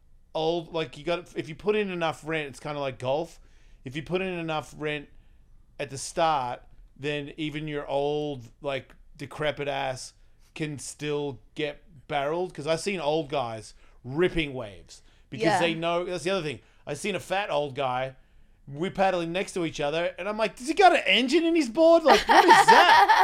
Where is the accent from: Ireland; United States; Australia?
Australia; Am I. I'm from Australia.